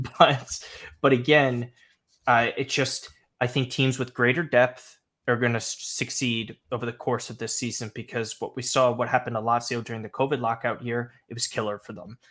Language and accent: English; United States; now in New York, United States; I'm American and in New York